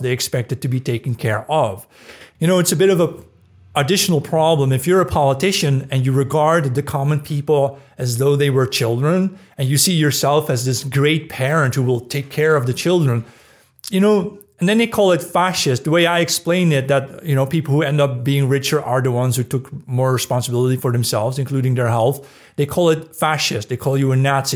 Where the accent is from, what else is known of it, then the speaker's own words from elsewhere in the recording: Netherlands; moved away; the town where I grew up in the Netherlands